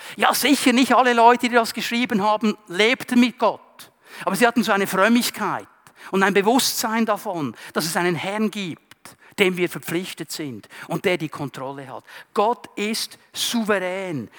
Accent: Zurich, Switzerland; Ich bin im Kanton Zürich aufgewachsen, gleich an der Grenze zum Kanton Aargau

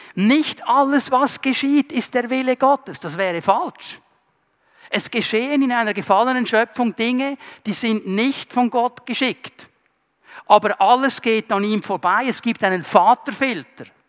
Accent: Zurich, Switzerland; Ich bin im Kanton Zürich aufgewachsen, gleich an der Grenze zum Kanton Aargau

